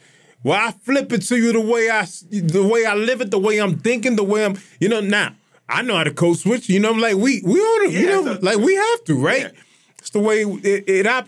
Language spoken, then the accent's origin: English; Lawrence, Massachusetts, United States; moved away as an adult; also born or lived in Austin, Texas; now in Tampa, United States; I'm American. I'm from Lawrence